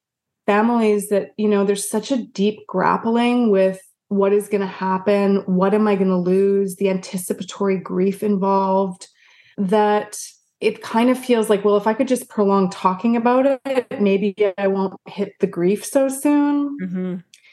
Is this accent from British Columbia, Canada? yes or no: yes; Vancouver, British Columbia, Canada; moved away as an adult; now in United States; I originally was from Canada. I'm from Canada